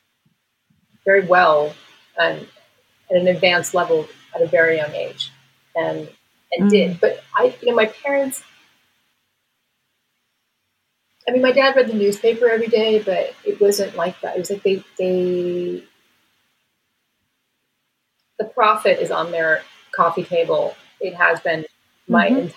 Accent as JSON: {"language": "English", "town": "Allentown", "region": "Pennsylvania", "country": "United States", "tie": "born or raised there", "said": "you're a kid growing up in Allentown, Pennsylvania"}